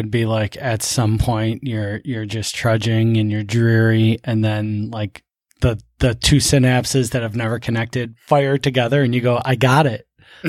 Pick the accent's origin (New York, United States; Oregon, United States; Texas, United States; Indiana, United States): New York, United States; Buffalo; I grew up in Buffalo, uh-huh. you know. It's not exactly concrete jungle, but it's pretty close